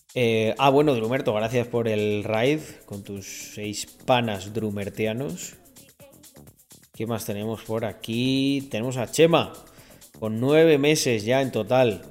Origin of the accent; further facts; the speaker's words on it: Spain; first language Spanish; Yo soy español